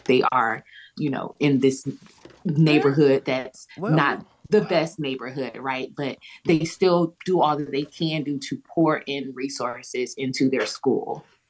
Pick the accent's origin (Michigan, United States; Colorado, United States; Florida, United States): Florida, United States; Miami; now in Tallahassee, United States; I'm from Miami, but living here in Tallahassee, Florida